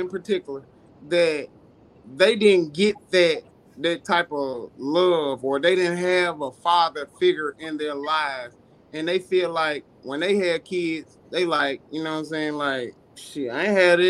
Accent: Coldwater, United States; growing up in Coldwater

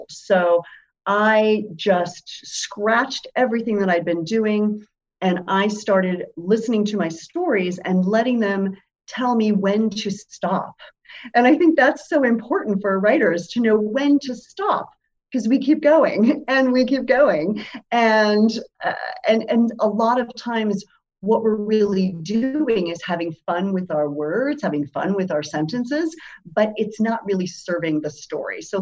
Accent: Germany; also born or lived in Spain; I grew up as a military kid. My dad was in the military. I lived overseas. I grew up in Germany and Spain.

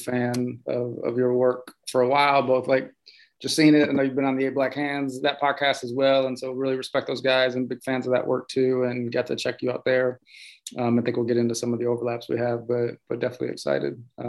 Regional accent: Ohio, United States; I grew up in Ohio

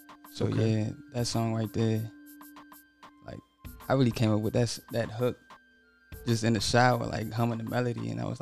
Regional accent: Glen Allen, Maryland, United States; I'm from Glen Allen, Maryland

